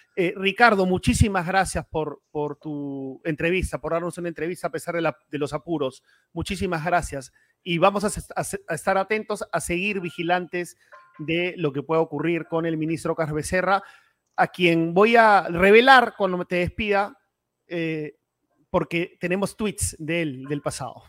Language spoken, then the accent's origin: Spanish; Peru; Todos somos peruanos y peruanas